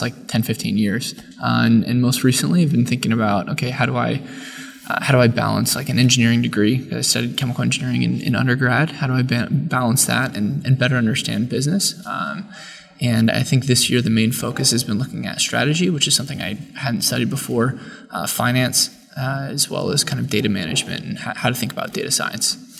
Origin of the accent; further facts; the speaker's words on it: San Jose, California, United States; now in Ohio, United States; From uh, San Jose, California, originally, uh, but most recently I've been living in, in Ohio for the last like four to five years